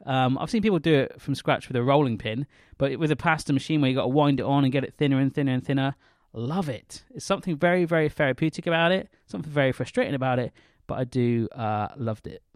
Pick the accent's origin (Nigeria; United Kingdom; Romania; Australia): United Kingdom; the West, South West England; I come from the West